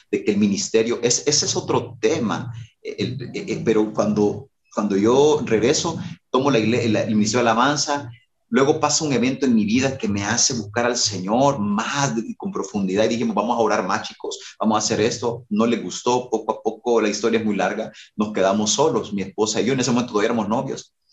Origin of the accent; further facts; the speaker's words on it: Durango, Mexico; Cuando yo vine de Durango, a veces los ex Durango tenemos como mucha musicalidad y queremos llegar a revolucionar la musicalidad en la iglesia.